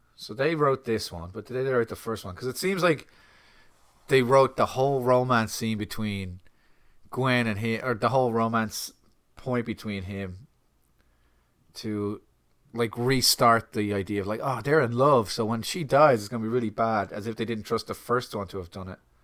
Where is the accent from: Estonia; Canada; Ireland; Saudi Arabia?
Ireland; as an Irishman